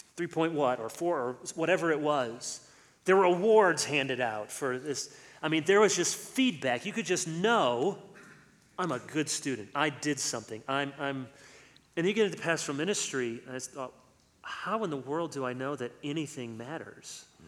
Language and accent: English; United States; also born or lived in East Lansing, Michigan; I'm just giving you my opinion as an American citizen